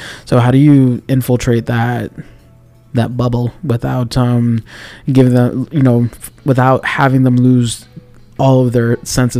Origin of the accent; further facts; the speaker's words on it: Miami, Florida, United States; born and raised in Miami-Dade